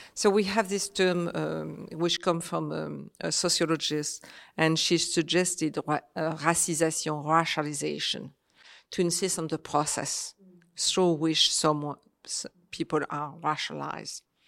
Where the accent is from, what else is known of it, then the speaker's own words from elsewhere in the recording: Réunion; moved away; also born or lived in Paris / Algeria / France; I was born in Paris, but I grew up in Réunion, I was one year old, so my, my life is Réunion